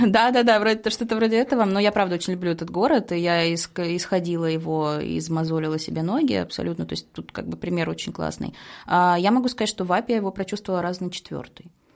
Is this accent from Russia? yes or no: yes; Saint Petersburg, Russia; мы, петербуржцы